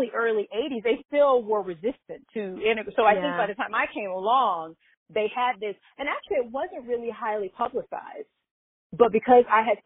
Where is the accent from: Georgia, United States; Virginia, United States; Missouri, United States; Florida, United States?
Florida, United States; growing up in Florida